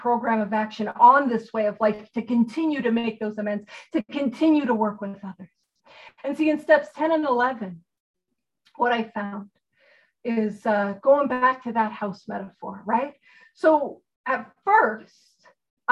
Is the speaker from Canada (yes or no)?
yes; Canada; I'm a Canadian